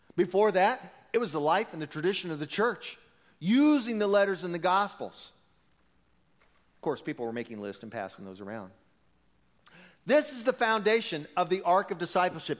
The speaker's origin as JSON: {"language": "English", "country": "United States", "said": "we're American"}